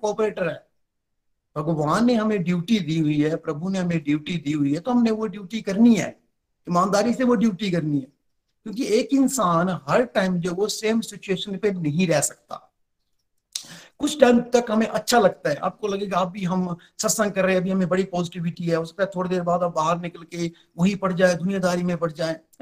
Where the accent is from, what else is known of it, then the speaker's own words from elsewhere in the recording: Chamba, Himachal Pradesh, India; मैं डिस्ट्रिक्ट चंबा से बिलोंग करता हूँ